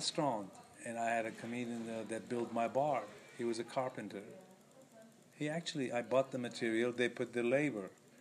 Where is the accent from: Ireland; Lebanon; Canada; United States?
Lebanon; moved away; I'm from Lebanon